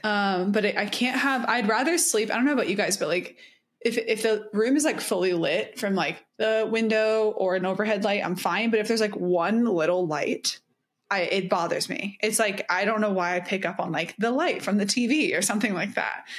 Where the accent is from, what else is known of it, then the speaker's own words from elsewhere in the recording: the South, United States; I'm from the South